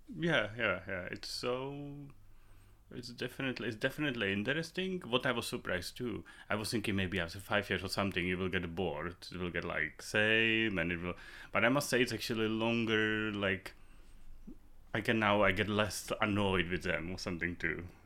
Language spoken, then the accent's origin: English; Prague, Czechia; English is a second language; also born or lived in Moravia; I'm from Prague. I was, uh, born in Prague.